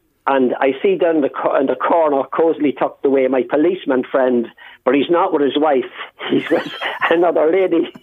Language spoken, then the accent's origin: English; Ireland; we're from Ireland